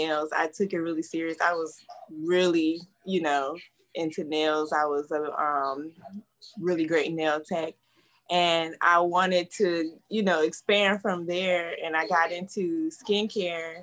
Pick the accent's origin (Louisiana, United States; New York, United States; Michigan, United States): New York, United States; Rochester; now in Apopka, United States; I'm originally from upstate New York. I'm from The Rock, Rochester. I live in Apopka, Florida